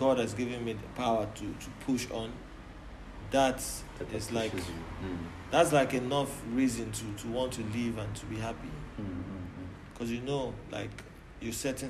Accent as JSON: {"language": "English", "region": "Lagos", "country": "Nigeria", "moved": "yes", "lives_now": "Cape Town, South Africa", "said": "I'm from Lagos, Nigeria."}